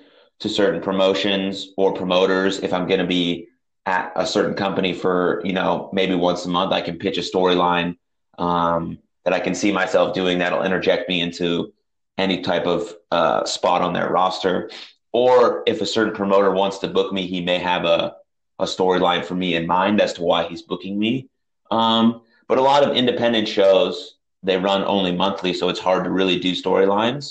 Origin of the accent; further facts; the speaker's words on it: San Francisco, California, United States; when I was growing up in San Francisco